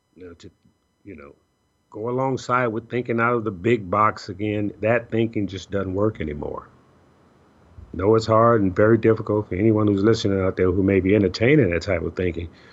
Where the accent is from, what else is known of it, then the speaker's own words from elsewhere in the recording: Chicago, Illinois, United States; moved away; I'm originally from Chicago